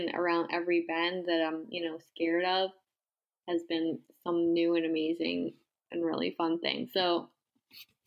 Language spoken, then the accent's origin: English; Massapequa, New York, United States; moved away; I grew up in Massapequa, New York, on Long Island